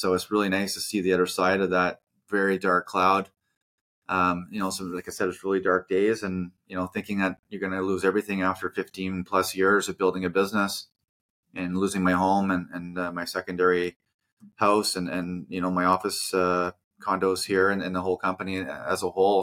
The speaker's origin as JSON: {"language": "English", "region": "New Brunswick", "country": "Canada", "tie": "born or raised there", "also_born_or_lived": "Vancouver", "moved": "as an adult", "said": "born and raised in New Brunswick."}